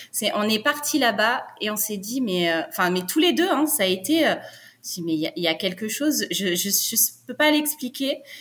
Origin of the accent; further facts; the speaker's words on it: Brittany, France; Alors nous, on est originaire de Bretagne, mais on a déménagé euh, sept ou huit fois en France.